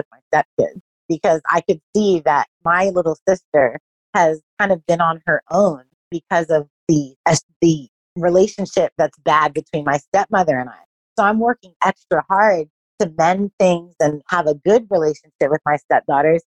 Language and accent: English; Los Angeles, California, United States; moved away as an adult; also born or lived in Hong Kong; now in Australia; I'm originally from